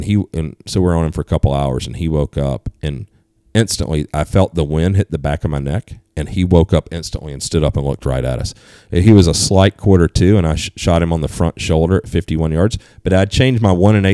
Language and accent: English; East Coast, United States; moved away; I grew up on the East Coast